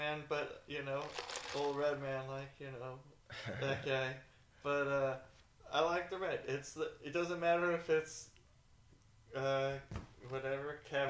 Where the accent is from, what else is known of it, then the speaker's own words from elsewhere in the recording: United States; I'm from West Lynn. I'm so white.